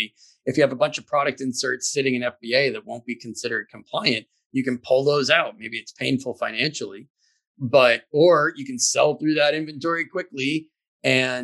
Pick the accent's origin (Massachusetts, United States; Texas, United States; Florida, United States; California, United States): Massachusetts, United States; Boston; It's here in Boston